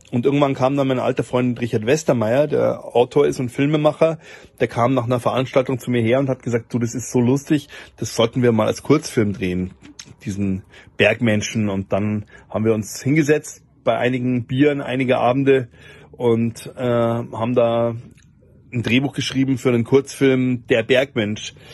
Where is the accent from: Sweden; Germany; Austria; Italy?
Germany; Bavaria; das muss ich als Oberbayer zugeben